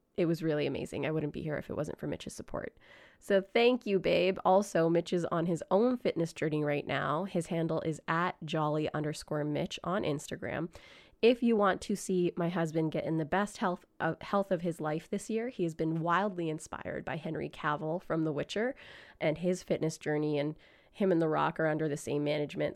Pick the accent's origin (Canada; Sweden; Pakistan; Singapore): Canada; Grande Prairie, Alberta; I grew up in Grand Prairie, Alberta